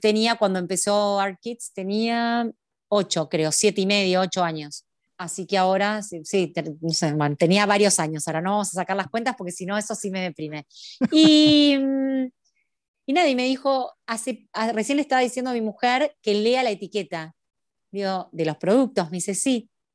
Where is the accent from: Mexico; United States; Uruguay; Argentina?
Argentina; also born or lived in Buenos Aires; Acá en Argentina, yo soy argentina, hay una, vivo en Buenos Aires, en la capital federal, en Ciudad Autónoma de Buenos Aires